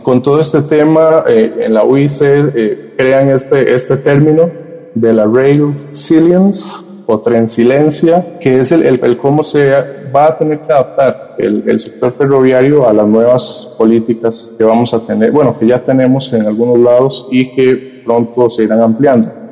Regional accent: Costa Rica; aquí en mi país, Costa Rica

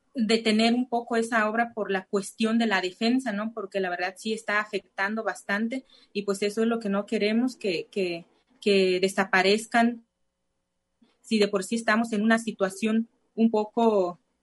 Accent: Santa Cruz de Guaybel, municipality of Del Nayar, Nayarit, Mexico; first language Cora (Náayeri); Spanish is a second language; yo soy de, la de Santa Cruz de Guaybel, municipio del Nayar igual

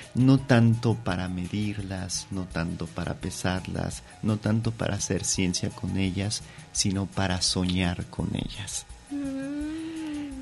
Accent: Mexico City, Mexico; yo soy de la Ciudad de México, pero ahora que estoy aquí en Guadalajara

